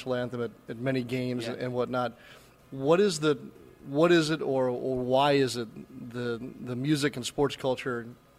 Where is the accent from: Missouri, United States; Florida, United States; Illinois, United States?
Missouri, United States; St. Louis; now in New Orleans, United States; we're both from St. Louis